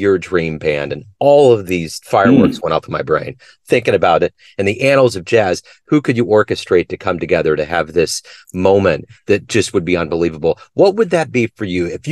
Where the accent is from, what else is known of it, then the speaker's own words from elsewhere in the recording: United States; as an American